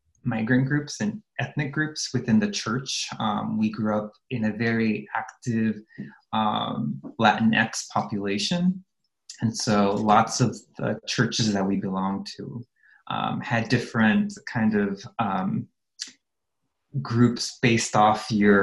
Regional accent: Los Angeles, California, United States; I grew up in the San Fernando Valley in Los Angeles in California.

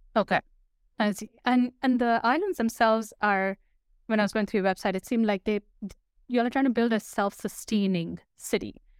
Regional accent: Dubai, United Arab Emirates; I grew up in Dubai.

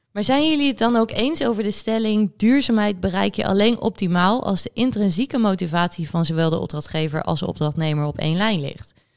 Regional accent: Netherlands; wij als Nederlanders

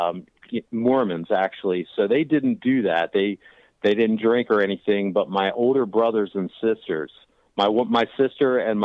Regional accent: Washington, District of Columbia, United States; also born or lived in Delaware; now in Chapin, South Carolina, United States; I'm originally from the Washington, D.C. area, but I live in Chapin, South Carolina now

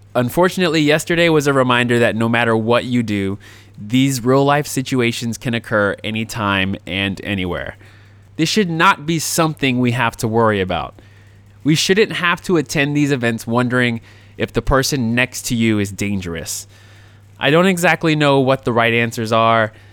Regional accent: Jacksonville, Florida, United States; my hometown of Jacksonville, Florida

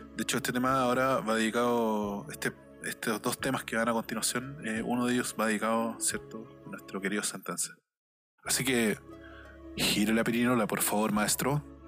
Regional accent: Chile; todo lo que hemos vivido en estos últimos 30 años como chilenos

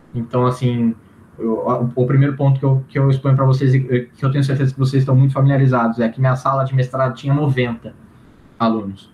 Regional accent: Campinas, São Paulo, Brazil; sou de Campinas

